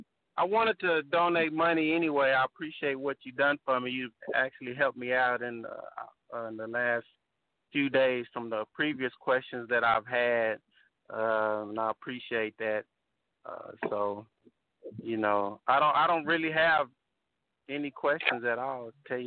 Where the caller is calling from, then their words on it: Temple, Texas, United States; I'm calling from Temple, Texas.